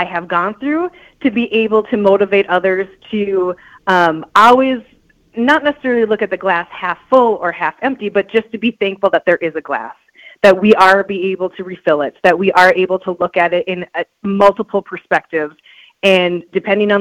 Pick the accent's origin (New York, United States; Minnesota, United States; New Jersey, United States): Minnesota, United States; Beltrami; now in East Grand Forks, United States; growing up in Beltrami, Minnesota, there's 101 people